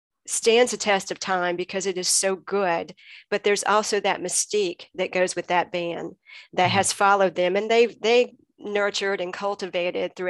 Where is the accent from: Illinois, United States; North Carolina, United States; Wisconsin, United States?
North Carolina, United States; Greenville; I grew up in Greenville, North Carolina